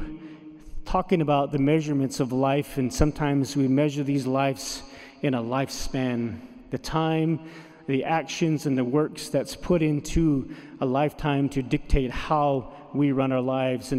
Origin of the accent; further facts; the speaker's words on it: Navajo Nation, United States; first language Navajo; English is a second language; my native language, the Navajo